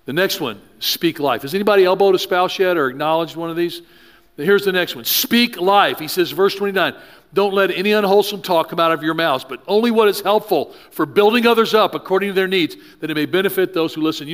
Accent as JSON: {"language": "English", "region": "the South", "country": "United States", "tie": "born or raised there", "said": "I grew up in the South."}